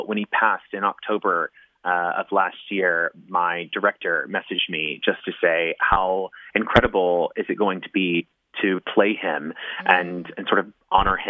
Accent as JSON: {"language": "English", "town": "Memphis", "region": "Tennessee", "country": "United States", "also_born_or_lived": "New York City", "moved": "yes", "said": "I am originally from Memphis, Tennessee"}